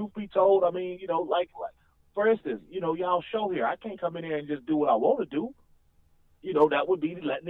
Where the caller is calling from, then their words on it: Cincinnati, Ohio, United States; I'm just calling from Cincinnati.